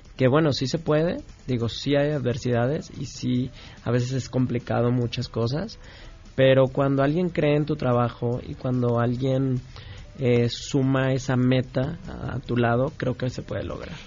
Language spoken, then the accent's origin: Spanish; Mexico; nosotros como mexicanos